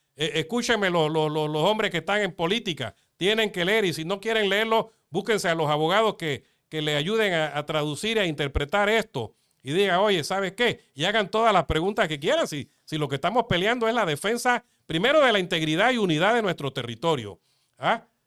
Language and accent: Spanish; Panama; mi pueblo, de mi país